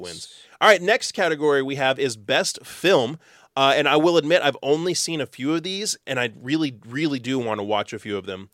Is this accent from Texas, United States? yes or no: yes; Texas, United States; we're from Texas.